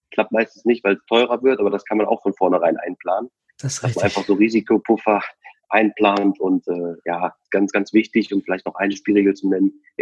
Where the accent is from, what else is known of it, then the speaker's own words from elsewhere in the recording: Cologne, North Rhine-Westphalia, Germany; Also nehmen wir mal äh, einfach Köln, wir kommen aus Köln.